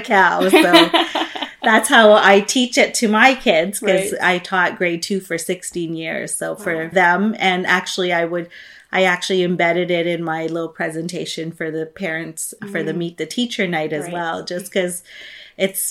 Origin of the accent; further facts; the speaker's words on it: Philippines; now in Canada; I grew up in the Philippines. I was mm-hmm. born and raised there.